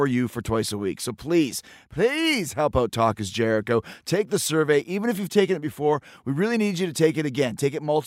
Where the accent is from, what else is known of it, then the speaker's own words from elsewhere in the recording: Winnipeg, Manitoba, Canada; I'm from Canada, and this is true. So I grew up in Winnipeg